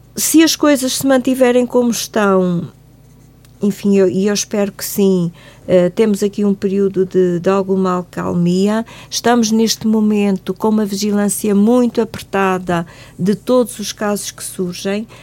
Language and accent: Portuguese; Algarve, Portugal; moved away as an adult; now in Guarda, Portugal; eu sou do Algarve